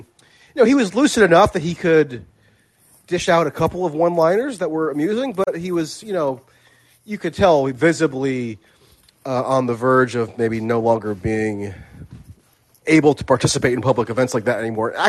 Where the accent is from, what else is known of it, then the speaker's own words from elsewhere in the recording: West Caldwell, New Jersey, United States; I'm from West Caldwell originally.